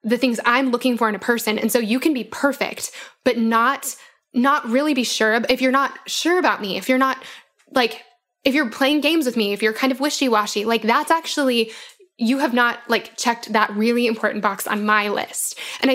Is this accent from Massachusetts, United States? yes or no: no; Denver, Colorado, United States; now in Bible Belt, United States; I grew up in Denver